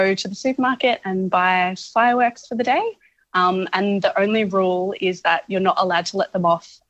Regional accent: Melbourne, Victoria, Australia; now in Northern Territory, Australia; I'm originally from Melbourne

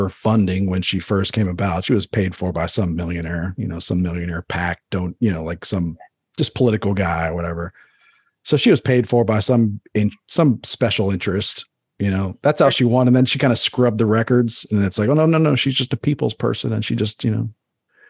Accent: Baltimore, Maryland, United States; I grew up in Baltimore in Maryland

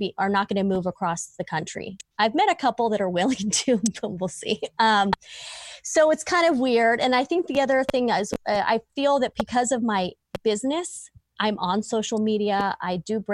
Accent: Southern California, United States; moved away as an adult; now in Virginia, United States; I am from Southern California

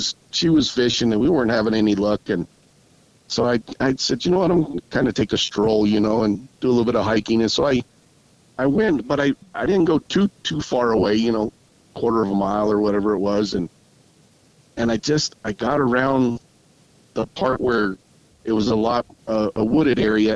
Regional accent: New Mexico, United States; I grew up on the Navajo Reservation. My parents were Navajo traders

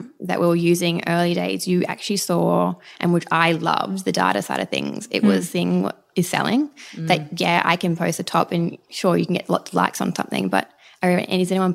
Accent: Brisbane, Queensland, Australia; moved away as an adult; now in Sydney, Australia; I grew up in Brisbane and I moved to Sydney when I was 21

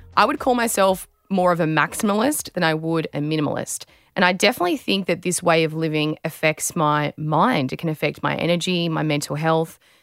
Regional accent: Australia

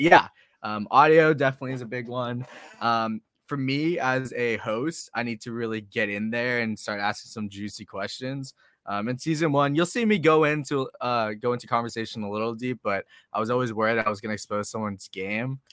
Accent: Boston, Massachusetts, United States; now in San Diego, United States; I'm from Boston. I grew up in Boston

